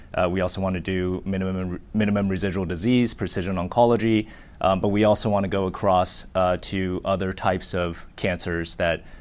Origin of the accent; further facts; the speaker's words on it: Laguna Beach, California, United States; also born or lived in Chandler, Arizona / Boulder, Colorado / Houston, Texas; I was born in Chandler, Arizona. I lived there until I was 10. Uh, we actually moved to Newport Beach